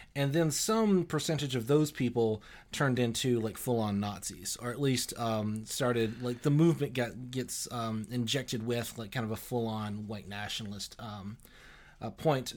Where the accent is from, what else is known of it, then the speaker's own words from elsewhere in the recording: Alabama, United States; I'm from Alabama originally, and uh, pretty kind of normal conservative, very kind of uh, religious upbringing